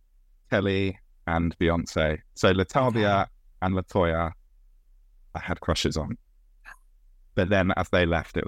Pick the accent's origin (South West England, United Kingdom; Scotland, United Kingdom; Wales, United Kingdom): South West England, United Kingdom; Bristol; accent: Bristol; Bristol. Is oh, born Brizzle. And bred. Yeah, I love it. I might slip back into the accent as we talk.